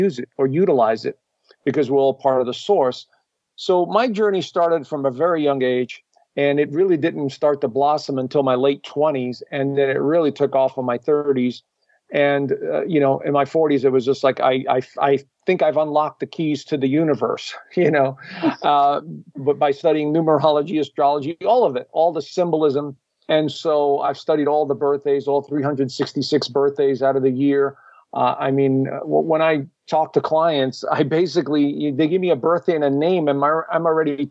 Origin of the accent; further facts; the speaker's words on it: New York, United States; I grew up in New York and to a traditional Italian family